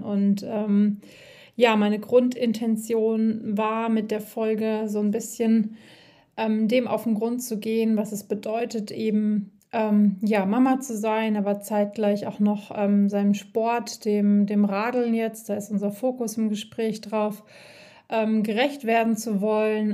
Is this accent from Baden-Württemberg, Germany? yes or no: no; Siegen-Wittgenstein, North Rhine-Westphalia, Germany; now in Black Forest, Germany; aus meiner Heimat, ähm, auch in Siegen-Wittgenstein